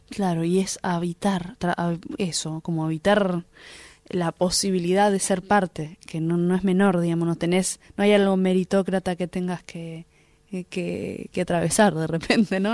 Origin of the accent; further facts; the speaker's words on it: Argentina; nos une como, como, argentinos y argentinas